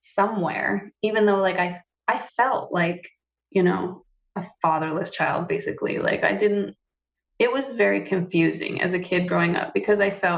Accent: Montana, United States; moved away; took me back to Montana. We lived with my grandparents, her parents, until they got divorced

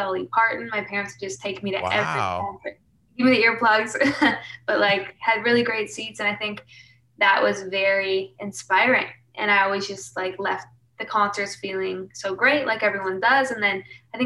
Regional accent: Winnipeg, Manitoba, Canada; moved away as an adult; now in Toronto, Canada; I'm born and raised Manitoba, so Winnipeg, right in the center of Canada

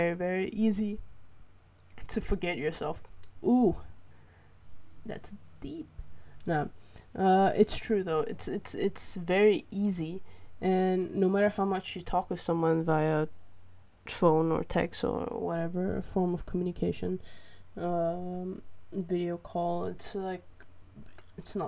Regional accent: Malaysia; now in Netherlands; Growing up in Malaysia

